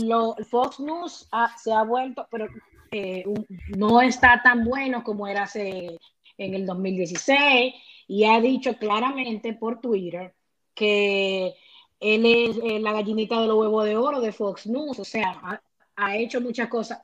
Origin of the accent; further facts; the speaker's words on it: Dominican Republic; en buen dominicano